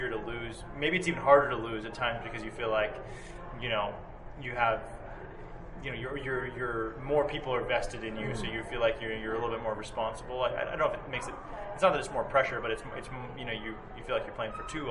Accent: Indianapolis, Indiana, United States; where I grew up in Indianapolis

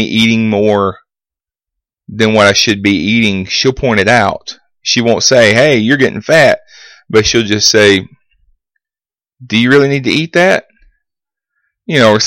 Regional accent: Vincent, United States; my hometown of Vincent

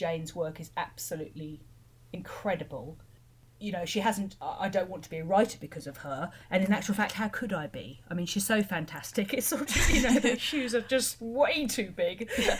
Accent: Chawton, South East England, United Kingdom; about growing up in Chawton

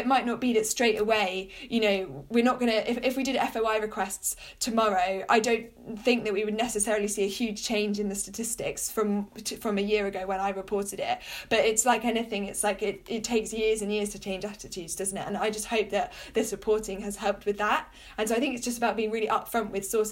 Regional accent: United Kingdom; I grew up near London, so could go into London to do various work experiences

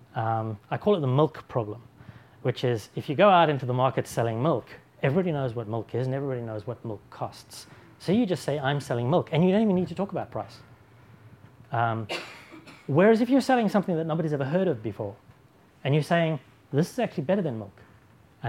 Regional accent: Oxford, South East England, United Kingdom; my hometown of Oxford

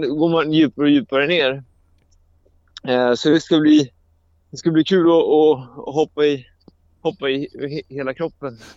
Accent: Sweden; jag som är svensk

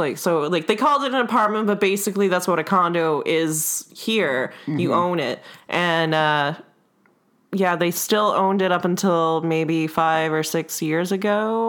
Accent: Halifax, Nova Scotia, Canada; born or raised there; first language Russian; English is a second language; also born or lived in Murmansk, Russia; now in Winnipeg, Canada

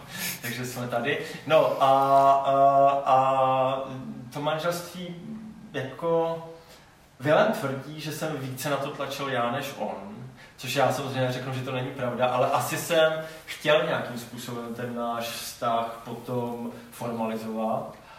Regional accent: Třinec, Moravian-Silesian Region, Czechia; also born or lived in Kraków; já jsem z Třince

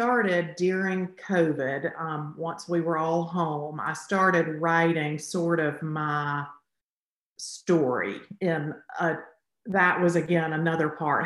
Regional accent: Alabama, United States; I'm from Alabama

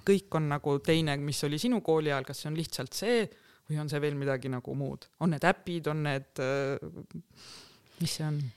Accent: Tartu, Tartu County, Estonia; põline tartlane

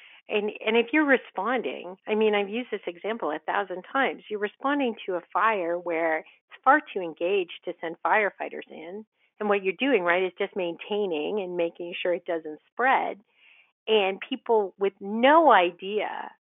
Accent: Ottawa, Ontario, Canada; I grew up in Ottawa, and I grew up on the volunteer end of Ottawa

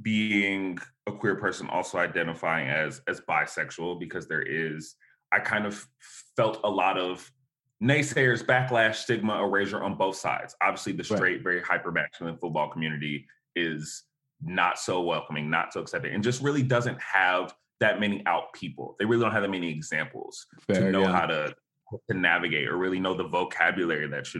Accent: Dallas, Texas, United States; also born or lived in Buffalo, New York; my mom relocated us to Dallas, Texas.

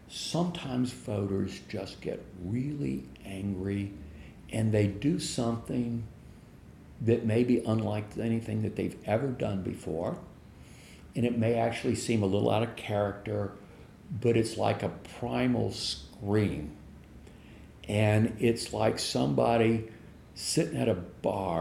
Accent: Louisiana, United States; I grew up in Louisiana, southern part of the United States

